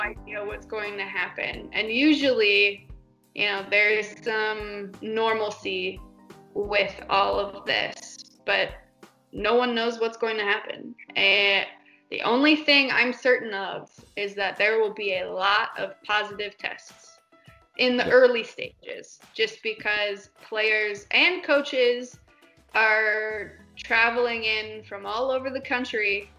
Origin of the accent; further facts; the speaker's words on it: Nebraska, United States; I grew up in Nebraska, which hmm. is in the middle of the U.S.